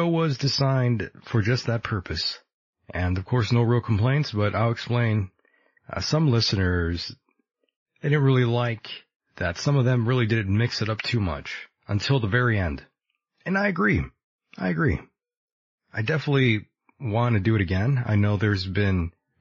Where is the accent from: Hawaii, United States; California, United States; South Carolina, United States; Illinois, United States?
California, United States; I am from California, born there, born and raised in California